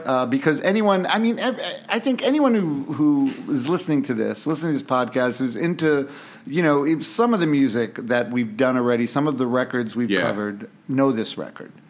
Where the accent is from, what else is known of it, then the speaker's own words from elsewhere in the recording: New York City, New York, United States; I, I grew up in Queens, uh, Yeah. uh, Bayside, Queens